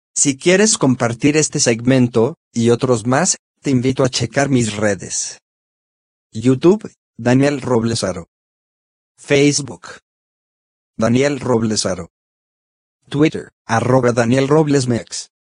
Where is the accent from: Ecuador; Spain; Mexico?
Mexico; Amo ser mexicano